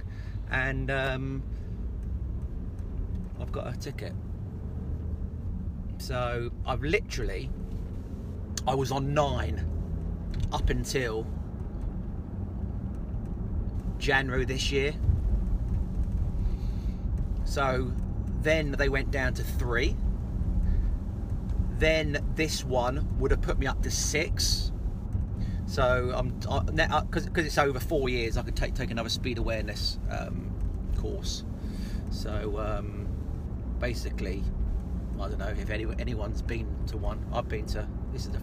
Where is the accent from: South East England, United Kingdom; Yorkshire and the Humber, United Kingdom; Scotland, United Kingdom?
South East England, United Kingdom; near Portsmouth; moved away; my hometown near Portsmouth